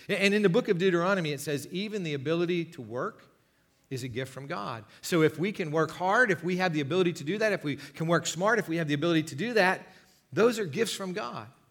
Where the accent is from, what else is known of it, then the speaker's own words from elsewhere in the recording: United States; our own lives as American Christians in twenty nineteen